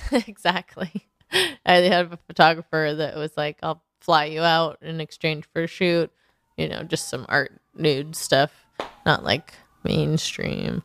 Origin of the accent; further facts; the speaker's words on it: Portland, Oregon, United States; now in Los Angeles, United States; I come from Portland, so I know it's not as cold